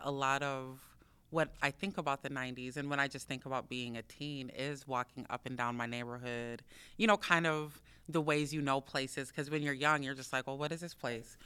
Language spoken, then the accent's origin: English; Minneapolis, Minnesota, United States; I grew up in South Minneapolis um, and Phillips, between Phillips and Powderhorn between those two neighborhoods.